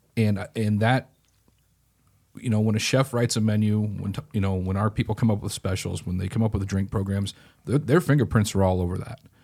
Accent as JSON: {"language": "English", "town": "Grinnell", "region": "Iowa", "country": "United States", "said": "in Grinnell, Iowa, where I'm from"}